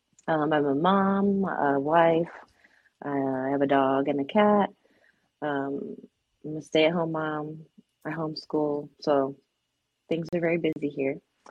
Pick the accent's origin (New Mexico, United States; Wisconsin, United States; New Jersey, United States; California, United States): California, United States; San Diego; now in North Carolina, United States; I am originally from San Diego, California, and now I live in the western mountains of North Carolina.